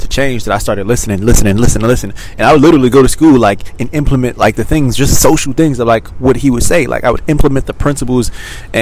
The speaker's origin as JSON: {"language": "English", "region": "Maryland", "country": "United States", "tie": "born or raised there", "moved": "as an adult", "lives_now": "Los Angeles, United States", "said": "I grew up in Maryland, and now we've moved"}